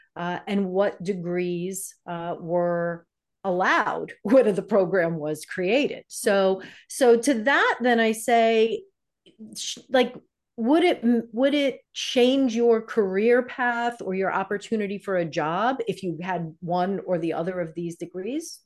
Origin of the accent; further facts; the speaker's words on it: New York, United States; moved away as an adult; now in Michigan, United States; I'm from New York